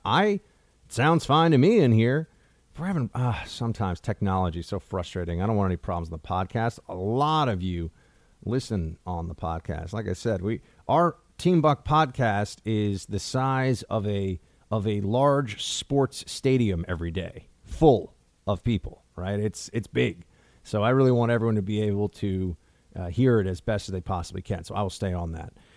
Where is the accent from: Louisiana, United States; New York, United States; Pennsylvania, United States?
New York, United States; me being a New Yorker